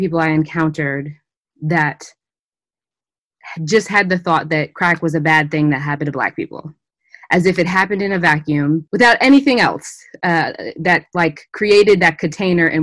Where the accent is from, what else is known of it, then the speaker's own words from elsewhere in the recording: Berkeley, California, United States; I grew up in Berkeley, California